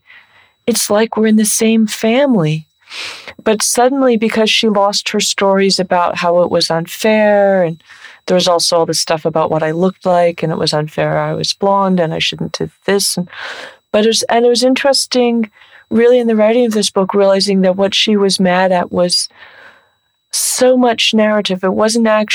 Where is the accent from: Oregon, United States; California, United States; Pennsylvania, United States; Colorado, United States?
California, United States; San Francisco Bay Area; I'm from the San Francisco Bay Area